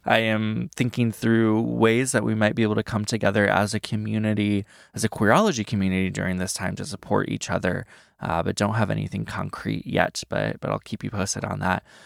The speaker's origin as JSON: {"language": "English", "region": "Iowa", "country": "United States", "tie": "born or raised there", "said": "I grew up in Iowa"}